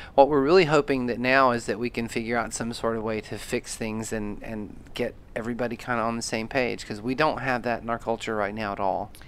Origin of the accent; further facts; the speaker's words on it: Alabama, United States; moved away; also born or lived in Atlanta, Georgia; I grew up in the South